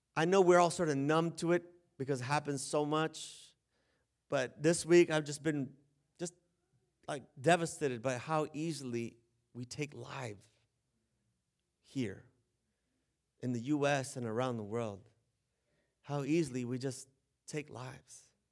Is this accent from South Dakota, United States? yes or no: no; San Diego, California, United States; moved away as an adult; also born or lived in the desert; I'm from San Diego.